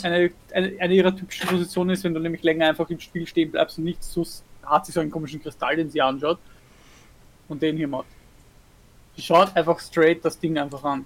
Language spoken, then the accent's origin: German; Austria; bei uns in Österreich